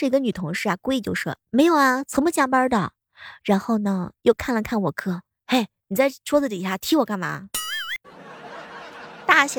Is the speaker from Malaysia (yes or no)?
no; Shanxi, China; 那作为一个山西人，为了挽留朋友，说过的最多的卑微的话